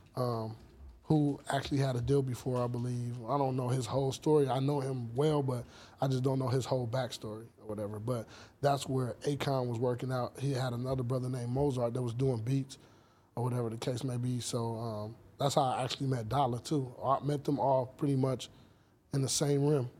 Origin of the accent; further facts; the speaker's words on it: Los Angeles, California, United States; I was born and raised here. I was born in Cedar Sinai